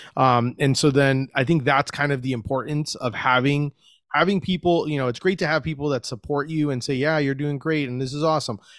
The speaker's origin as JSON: {"language": "English", "town": "Orlando", "region": "Florida", "country": "United States", "said": "I was from Orlando"}